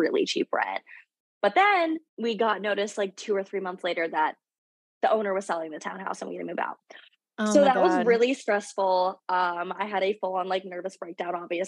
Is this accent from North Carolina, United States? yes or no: no; South Florida, United States; moved away as an adult; now in Los Angeles, United States; I grew up in South Florida